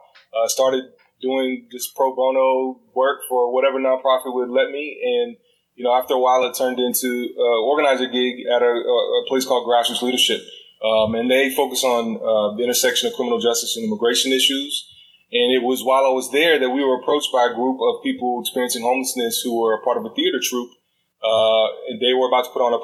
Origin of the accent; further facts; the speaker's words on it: Dallas, Texas, United States; also born or lived in Washington, D.C.; now in Austin, United States; I came back to Texas where I'm from. I have a half brother, my family here in Austin. I'm originally from the Metroplex, Dallas Fort Worth